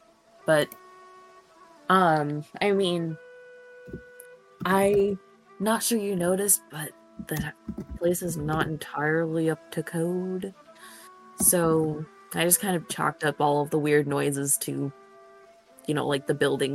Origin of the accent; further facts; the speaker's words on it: Kentucky, United States; I grew up in Kentucky, and I do not want to go back.